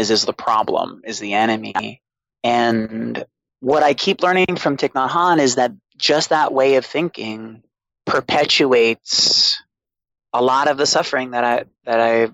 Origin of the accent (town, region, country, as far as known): Boston, Massachusetts, United States; born or raised there; also born or lived in Alstead, New Hampshire